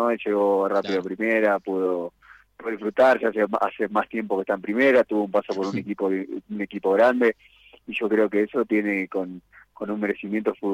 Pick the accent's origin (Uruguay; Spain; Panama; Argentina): Argentina; now in Ecuador; Somos pocos argentinos